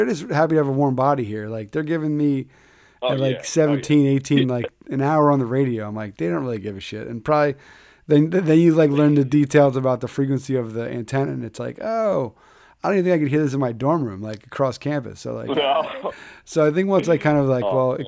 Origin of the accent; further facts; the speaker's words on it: Philadelphia, Pennsylvania, United States; I grew up in Philly